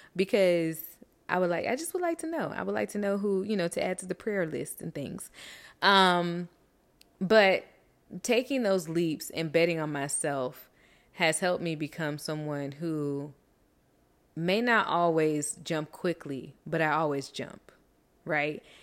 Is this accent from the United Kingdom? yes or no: no; Miami, Florida, United States; also born or lived in Tuskegee, Alabama / Orlando, Florida; growing up in such a beautiful melting pot as Miami